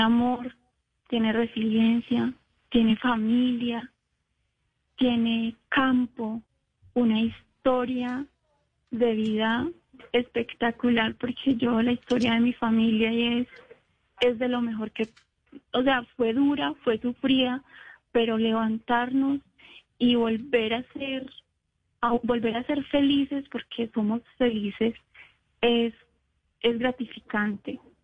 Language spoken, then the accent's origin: Spanish; Montebello, Antioquia, Colombia; nosotros somos de Montevideo, Antioquia